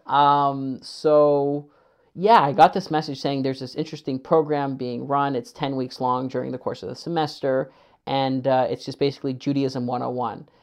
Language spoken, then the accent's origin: English; Kitchener, Ontario, Canada; also born or lived in Winnipeg; I mainly grew up in Kitchener